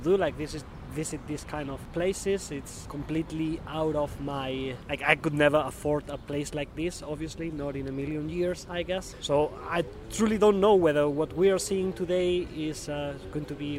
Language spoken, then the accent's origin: English; Spain; English is a second language; moved away as an adult; now in Glasgow, United Kingdom; I'm from Spain, because I guess I cannot hide that because of my accent